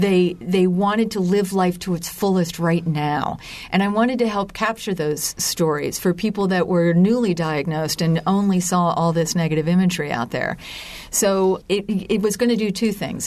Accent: Lancaster, Pennsylvania, United States; I growing up in Lancaster, Pennsylvania was kind of like uh, growing up on a on another planet

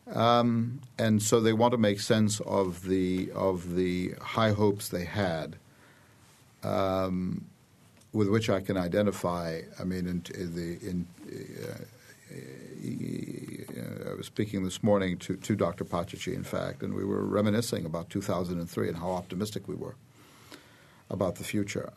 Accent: Bloomington, Indiana, United States; also born or lived in Iraq; I was born in the United States, first of all, but then I came back when I was, uh, less than eight years old. I celebrated my eighth birthday in Bloomington

